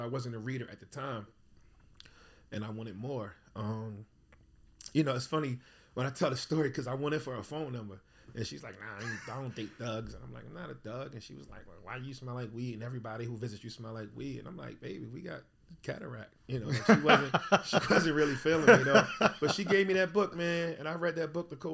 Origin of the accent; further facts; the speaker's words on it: Baltimore, Maryland, United States; I grew up in East Baltimore